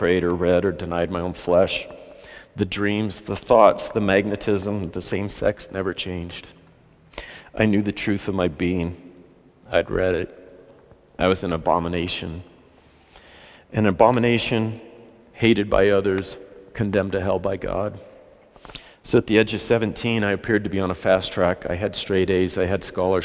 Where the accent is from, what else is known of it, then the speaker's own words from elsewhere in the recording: Salida, Colorado, United States; I grew up in Salida.